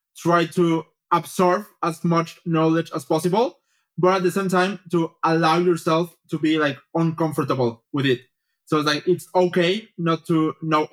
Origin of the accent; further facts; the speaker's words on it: Mexico; moved away as an adult; also born or lived in Paris, France / Geneva, Switzerland / Bratislava, Slovakia / Melbourne, Australia; I'm originally from Mexico, so I did my bachelor's in there.